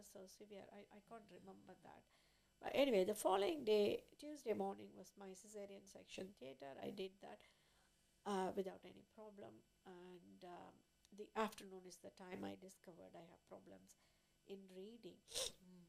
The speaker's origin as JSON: {"language": "English", "country": "India", "tie": "born or raised there", "moved": "as an adult", "said": "I was born in India, and then I graduated from there, from a medical school"}